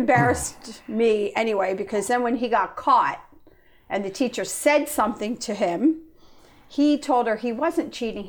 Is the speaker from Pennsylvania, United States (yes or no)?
yes; Pennsylvania, United States; moved away as an adult; now in Kensington, New Hampshire, United States; I'm also from Kentucky, New Hampshire, originally from Pennsylvania, however.